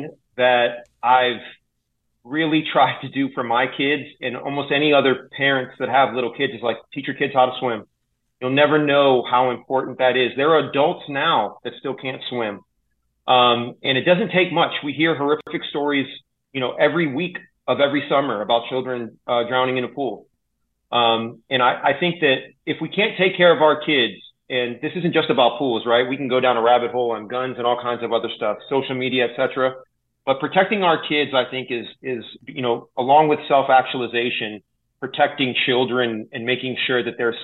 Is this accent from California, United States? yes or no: yes; Santa Cruz, California, United States; also born or lived in Chicago; Santa Cruz is my hometown